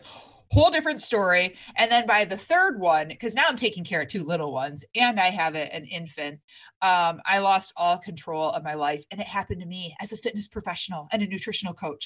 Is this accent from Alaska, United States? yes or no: no; Michigan, United States; moved away; I'm originally from Michigan, we have basements out there